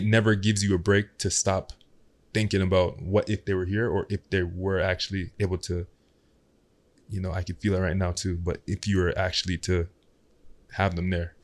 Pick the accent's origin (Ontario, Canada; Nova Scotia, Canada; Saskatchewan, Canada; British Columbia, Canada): Ontario, Canada; Toronto; also born or lived in Ottawa; Growing up in Ottawa, moved to Scarborough.